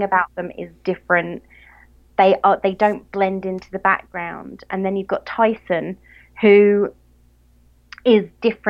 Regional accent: England, United Kingdom; accent: English; I'm English.

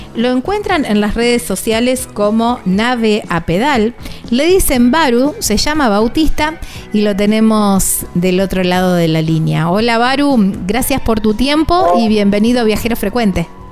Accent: Santa Fe, Argentina; Soy santafesina y me encanta mostrar los vinos de mi provincia

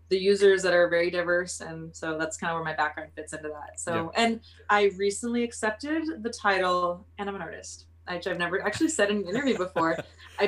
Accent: Oxnard, California, United States; moved away as an adult; I'm from Oxnard, California. Oxnard is about an hour and a half north of LA.

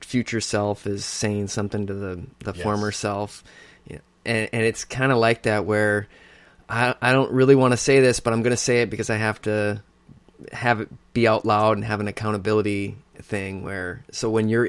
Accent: Minnesota, United States; being a Minnesotan

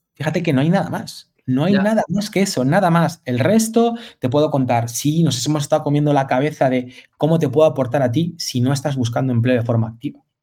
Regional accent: Madrid, Community of Madrid, Spain; moved away; also born or lived in Galicia; soy madrileño, madrileño de nacimiento, pero gallego de corazón

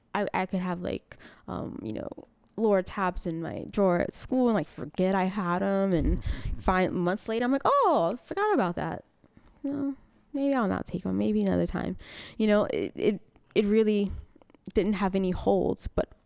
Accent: Rayne, Louisiana, United States; now in Germany; Originally, I'm from a little town outside Lafayette. It's called Rain.

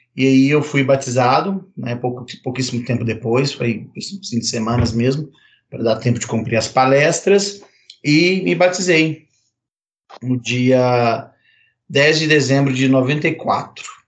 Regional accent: Minas Gerais, Brazil; also born or lived in Betim / Belo Horizonte; Eu sou mineiro, moro na mesma cidade que o Gustavo

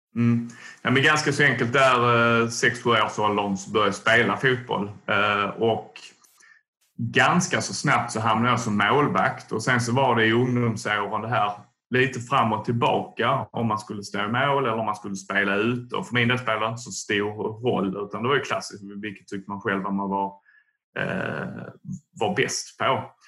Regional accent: Tomelilla, Skåne, Sweden; Jag är från eh, Tomelilla, Österlen

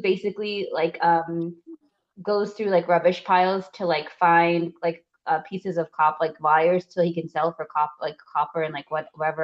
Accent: Kenya; as a Kenyan, I'm not Maasai, but as a Kenyan

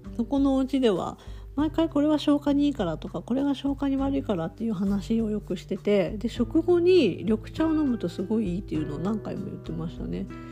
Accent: Tokushima, Japan; 私は徳島出身

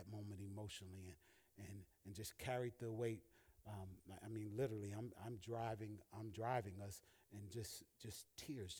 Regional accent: Alabama, United States; moved away; also born or lived in Massachusetts; my best friend that I grew up with in Alabama

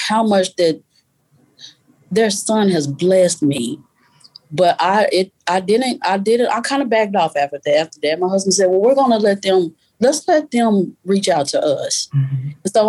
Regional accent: Arkansas, United States; now in Texas, United States; Arkansas, I was born and raised in Arkansas. Texas, I currently live.

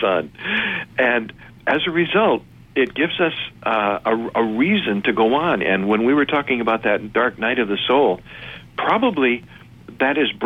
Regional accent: Detroit, Michigan, United States; I went to Westminster Presbyterian Church in Detroit, Michigan

